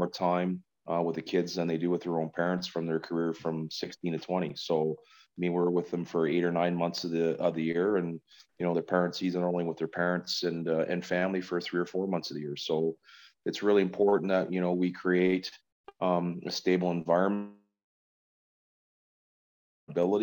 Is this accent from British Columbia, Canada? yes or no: no; Carleton Place, Ontario, Canada; being able to raise my kids in my hometown